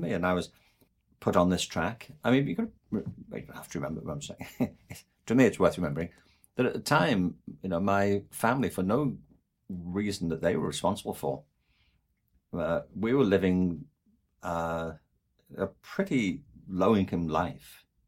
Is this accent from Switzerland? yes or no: no; England, United Kingdom; I'm from England